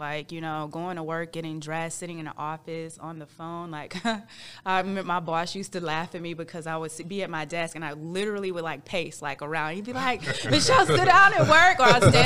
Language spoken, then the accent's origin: English; St. Louis, Missouri, United States; moved away as an adult; also born or lived in Houston, Texas; now in Texas, United States; I'm from St. Louis, Missouri, born and raised.